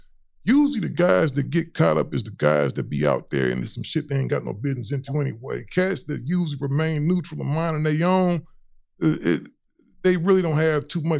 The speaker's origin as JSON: {"language": "English", "town": "Cleveland", "region": "Ohio", "country": "United States", "moved": "yes", "said": "I'm originally from Cleveland."}